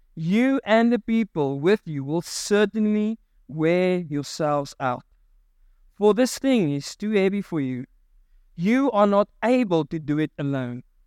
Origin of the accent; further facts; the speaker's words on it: South Africa; I'm a South African.